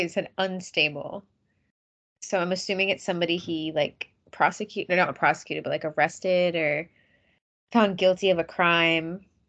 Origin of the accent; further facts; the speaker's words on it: Massachusetts, United States; I'm from Massachusetts. I live in Massachusetts.